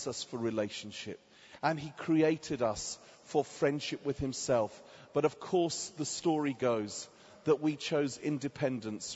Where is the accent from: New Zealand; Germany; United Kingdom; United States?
United Kingdom; Watford, East of England; So I'm from England, a town just outside of Watford. Just outside of London, called Watford